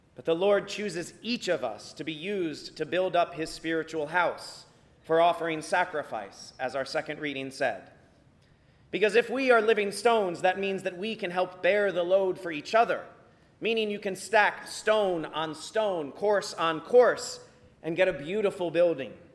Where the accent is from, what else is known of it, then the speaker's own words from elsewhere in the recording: Virginia Beach, Virginia, United States; growing up in Virginia Beach, we deal with hurricanes every fall